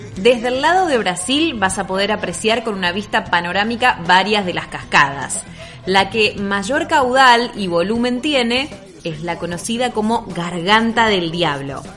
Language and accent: Spanish; Argentina; nuestra querida Argentina